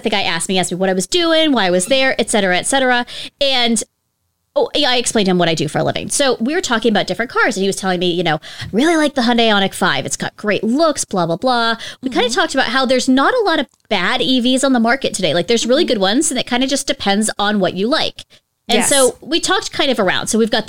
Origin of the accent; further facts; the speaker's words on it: Pittsburgh, Pennsylvania, United States; I'm from the Pittsburgh area-ish.